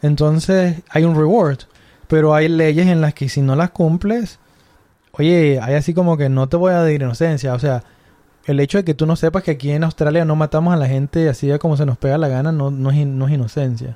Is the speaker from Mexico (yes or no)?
yes; Mexico; somos groseros los mexicanos